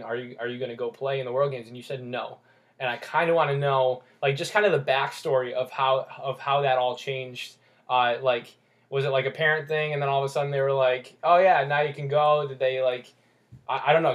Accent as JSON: {"language": "English", "country": "United States", "tie": "born or raised there", "said": "I was born in the United States, yeah."}